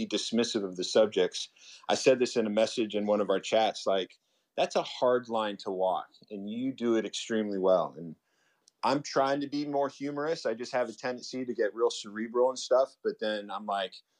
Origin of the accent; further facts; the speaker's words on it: Atlanta, Georgia, United States; now in Los Angeles, United States; Growing up in Atlanta